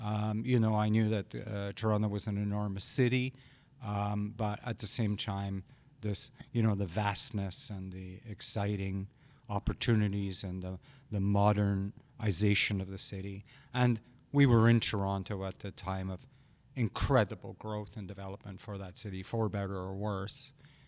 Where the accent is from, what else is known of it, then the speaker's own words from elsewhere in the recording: Glasgow, Scotland, United Kingdom; born there; I was born in Glasgow, Cathcart, Glasgow, in 1963.